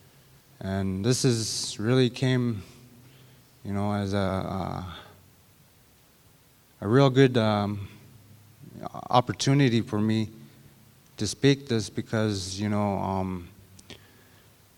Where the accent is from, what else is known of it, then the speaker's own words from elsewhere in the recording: St. Lawrence Island, Alaska, United States; moved away as an adult; also born or lived in Shaktoolik, Alaska; I'm originally from St. Lawrence Island, and I moved to Shaktulik like 7 years ago.